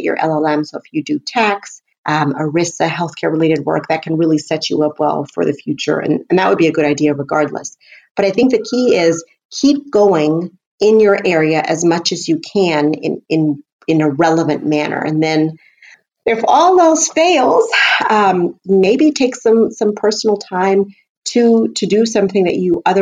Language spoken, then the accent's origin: English; Houston, Texas, United States; my hometown as an example, Houston